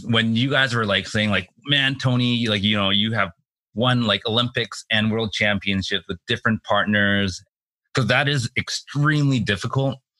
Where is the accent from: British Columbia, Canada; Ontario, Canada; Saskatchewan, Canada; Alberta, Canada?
British Columbia, Canada; Richmond; my hometown in Richmond